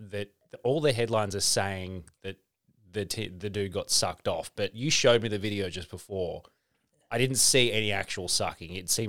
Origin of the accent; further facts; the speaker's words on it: Melbourne, Victoria, Australia; I grew up in Victoria. I grew up in Melbourne before I moved sort of further north. I went to Glen Waverley High School.